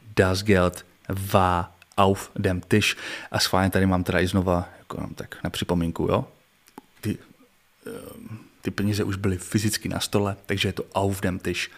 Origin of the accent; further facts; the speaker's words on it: Czechia; jako Čech